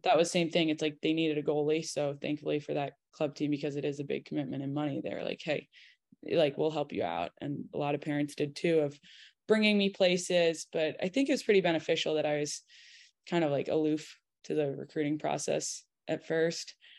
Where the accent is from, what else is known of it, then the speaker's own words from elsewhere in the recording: Connecticut, United States; moved away; I'm from Connecticut